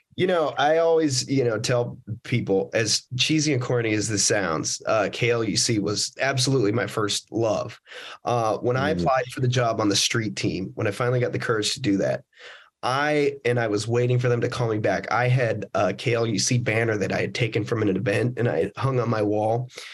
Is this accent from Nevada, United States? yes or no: yes; Las Vegas, Nevada, United States; I grew up in uh, Las Vegas, Nevada